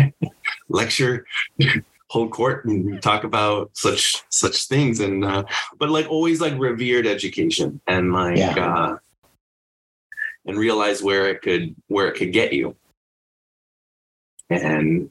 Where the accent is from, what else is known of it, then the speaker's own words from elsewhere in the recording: Southern California, United States; I'm from Southern California originally